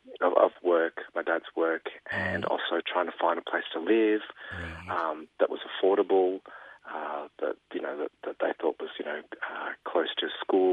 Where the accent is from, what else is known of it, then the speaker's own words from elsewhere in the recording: Springvale, Victoria, Australia; We grew up in Springvale.